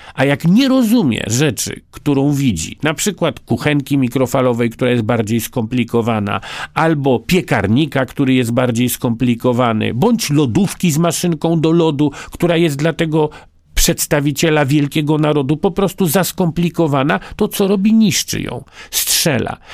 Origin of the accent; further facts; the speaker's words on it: Poland; first language Polish; urodziłem się Polakiem i umrę Polakiem i niezależnie od tego, jak bardzo głęboko jest we mnie język rosyjski, a niestety jest, zawsze będzie moim pierwszym językiem język polski